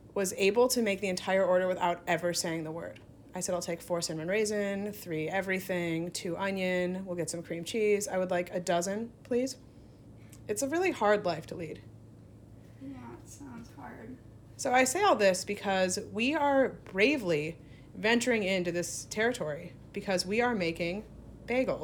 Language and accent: English; Wisconsin, United States; moved away; the B word is one of the hardest words to say for a Wisconsinite. It often betrays me